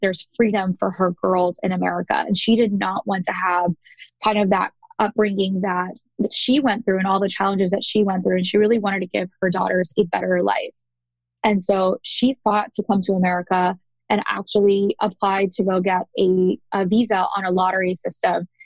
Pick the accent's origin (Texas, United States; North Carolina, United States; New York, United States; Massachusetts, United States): Texas, United States; Dallas; also born or lived in Chicago, Illinois; And I was born in Chicago. So for those that don't know, I was actually born in Chicago, and then we moved to Dallas where my brother was born.